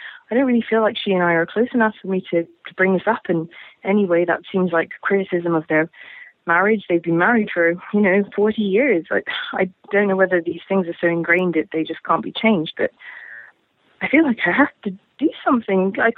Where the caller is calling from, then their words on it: London, United Kingdom; I'm calling from London in England